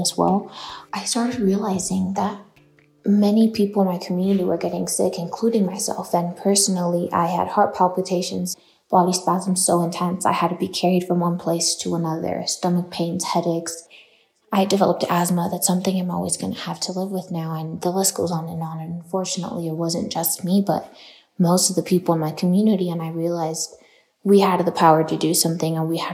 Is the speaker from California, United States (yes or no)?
yes; Los Angeles, California, United States; I'm from South Central Los Angeles